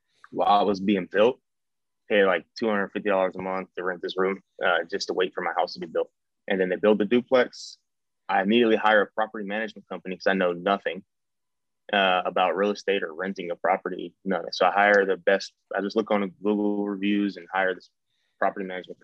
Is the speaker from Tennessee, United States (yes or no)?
no; Cleveland, Ohio, United States; moved away as an adult; I'm from Cleveland. I've never been anywhere other than now